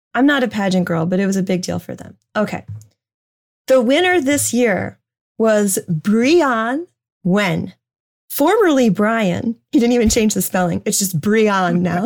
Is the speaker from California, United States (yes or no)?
no; New Hampshire, United States; moved away; my home state, the granite state of New Hampshire